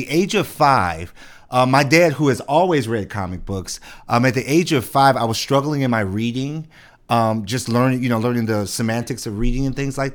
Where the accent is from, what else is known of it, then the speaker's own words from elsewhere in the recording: Detroit, Michigan, United States; also born or lived in Shelby Township, Michigan; I grew up in Detroit. Lived in Detroit all my life